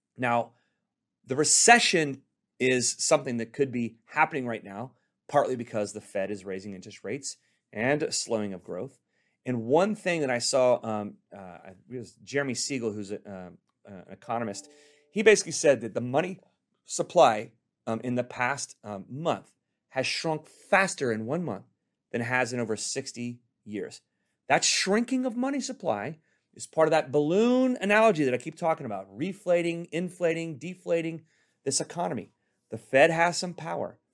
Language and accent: English; Richardson, Texas, United States; now in Corona, United States; I'm from Texas